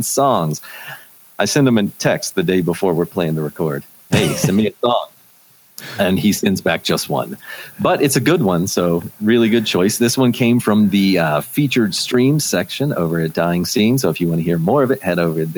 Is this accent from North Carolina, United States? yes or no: no; Los Angeles, California, United States; my hometown of Los Angeles